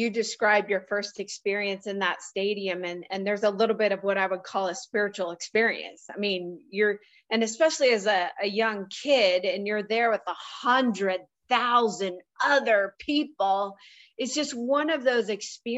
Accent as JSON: {"language": "English", "town": "Columbus", "region": "Ohio", "country": "United States", "tie": "born or raised there", "said": "I grew up in Columbus, Ohio, with a dad who was a professor at the Ohio State University"}